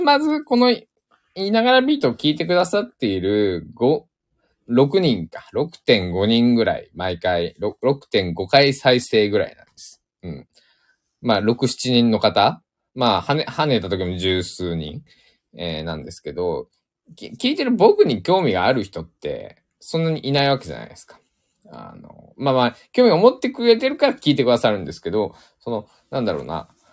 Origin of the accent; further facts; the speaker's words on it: Shikoku, Japan; accent: Shikoku dialect, close to Kansai; also born or lived in Tokyo; 生まれ育ったのも四国だし、今も四国にいるから